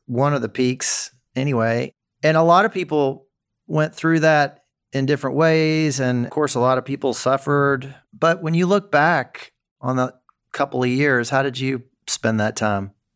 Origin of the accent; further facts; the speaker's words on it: Memphis, Tennessee, United States; my hometown of Memphis